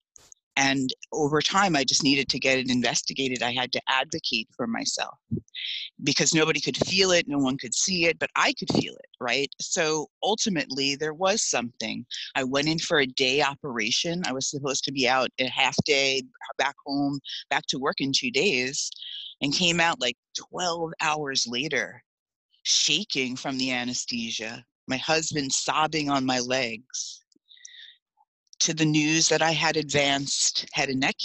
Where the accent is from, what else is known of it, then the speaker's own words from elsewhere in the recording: East Islip, New York, United States; So I started out in Long Island, New York, Suffolk County, grew up in East Islip